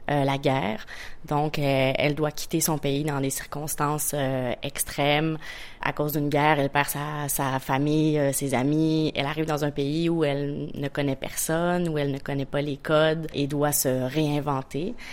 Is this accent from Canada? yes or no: yes; Quebec, Canada; Euh, je suis une Québécoise en tournée en Corée en ce moment